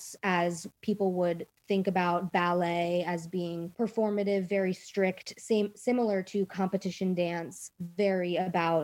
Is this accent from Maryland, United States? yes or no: yes; Potomac, Maryland, United States; I'm from Potomac, Maryland